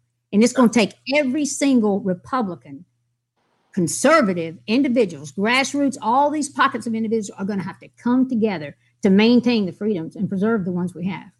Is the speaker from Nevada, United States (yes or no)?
no; Rockingham, North Carolina, United States; Oh, Rockingham, North Carolina. I was born in Reese.